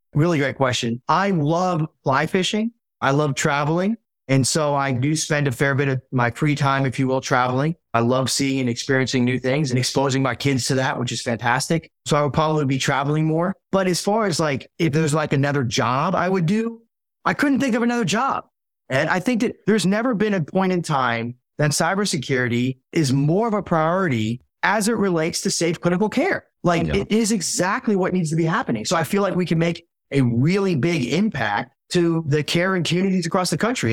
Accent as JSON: {"language": "English", "town": "Dallas", "region": "Texas", "country": "United States", "tie": "born or raised there", "also_born_or_lived": "Hartford, Connecticut / Milwaukee", "said": "So I grew up in Dallas, North Dallas, originally from Hartford, Connecticut, though"}